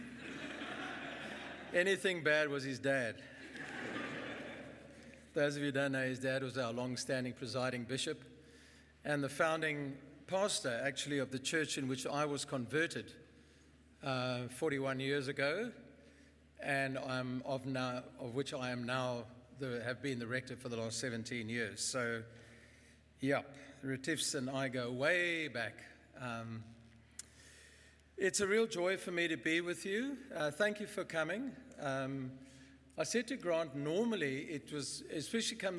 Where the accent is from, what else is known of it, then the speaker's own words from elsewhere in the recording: Bloemfontein, Free State, South Africa; I grew up in Bloem. I went to school there. I went to university there.